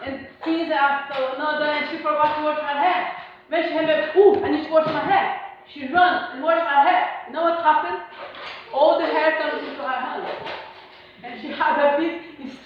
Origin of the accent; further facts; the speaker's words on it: Brazil; English is a second language; now in United Kingdom; I'm Brazilian